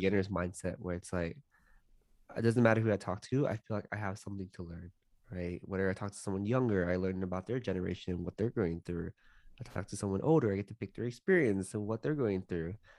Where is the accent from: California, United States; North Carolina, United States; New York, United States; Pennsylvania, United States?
California, United States; Los Angeles; I grew up in San Gabriel Valley, which is next to Monterey Park, in a suburb in Los Angeles